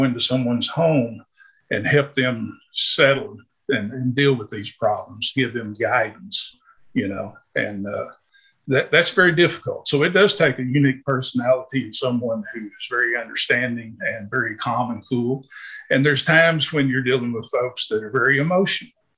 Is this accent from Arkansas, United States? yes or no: yes; Arkansas, United States; I was born and raised here in Arkansas